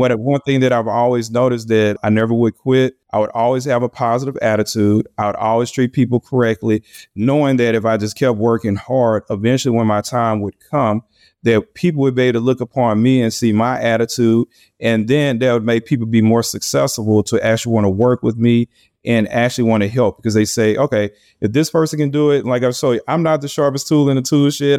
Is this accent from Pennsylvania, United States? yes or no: no; Louisiana, United States; Louisiana, which is my home state